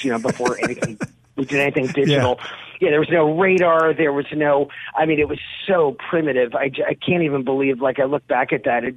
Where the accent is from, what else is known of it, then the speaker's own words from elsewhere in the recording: Long Island, New York, United States; now in Bay St. Louis, United States; I grew up on the East Coast on Long Island, which, you know, for Mississippians who aren't familiar, it's like this big sort of suburban island next to New York City. It's where I grew up